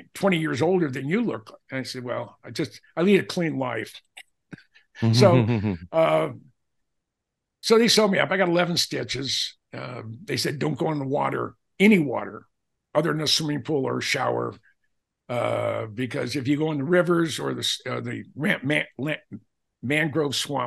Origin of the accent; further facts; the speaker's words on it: Minnesota, United States; We're both from Minnesota